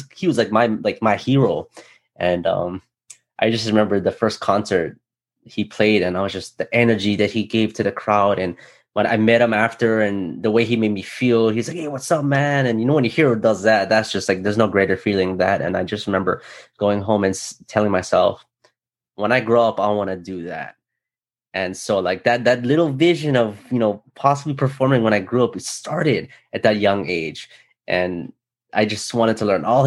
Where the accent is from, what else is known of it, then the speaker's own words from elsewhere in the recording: Hawaii, United States; growing up in Hawaii